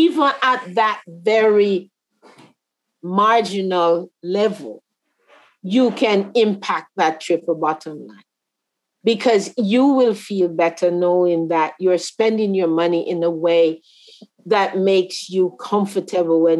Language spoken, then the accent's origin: English; Canada; also born or lived in Jamaica; as a Canadian yeah. and as a Jamaican.